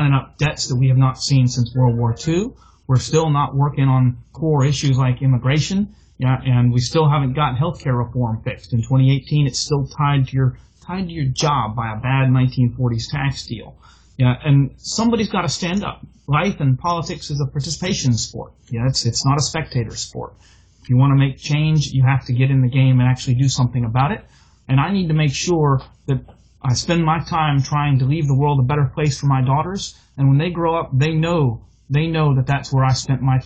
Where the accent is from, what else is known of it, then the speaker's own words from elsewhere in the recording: Houston, Texas, United States; also born or lived in California; I was born and raised in Houston, spent a brief stint out in California before coming home to Texas to raise family